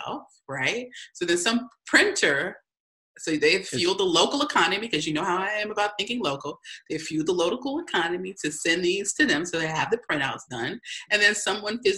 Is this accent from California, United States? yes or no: no; Chicago, Illinois, United States; I am from Chicago's South Side